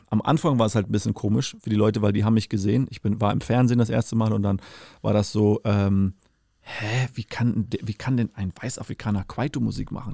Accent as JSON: {"language": "German", "country": "Namibia", "tie": "born or raised there", "moved": "yes", "lives_now": "Germany", "said": "bin ich aufgewachsen, in Namibia geboren"}